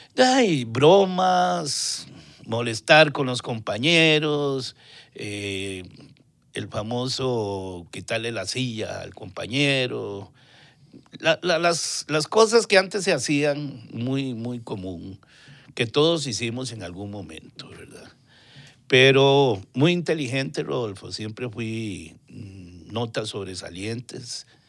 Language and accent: Spanish; Tibás, San José, Costa Rica; Tibaseño, puro centro puro centro de Tibás.